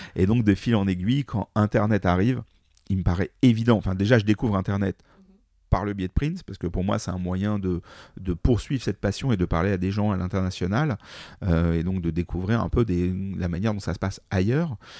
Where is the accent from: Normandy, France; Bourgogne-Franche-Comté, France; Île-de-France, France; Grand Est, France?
Île-de-France, France; Paris; je suis parisien.